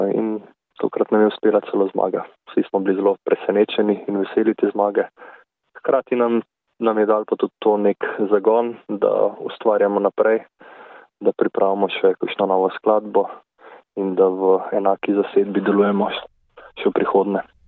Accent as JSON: {"language": "Slovenian", "town": "Grosuplje", "region": "Central Slovenia", "country": "Slovenia", "tie": "born or raised there", "said": "Jaz prihajam z Grosuplja. Tukaj sem hodil tudi v nižjo glasbeno šolo"}